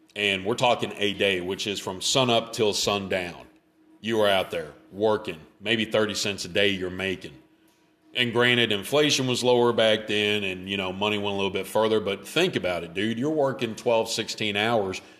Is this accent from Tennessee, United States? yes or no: yes; Memphis, Tennessee, United States; I grew up in Memphis